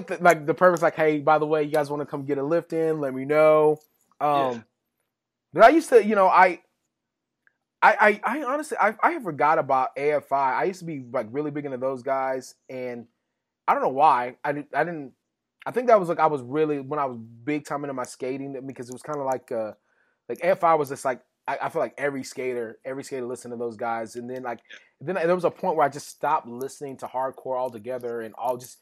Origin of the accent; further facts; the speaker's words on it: West Texas, United States; growing up in West Texas where I grew up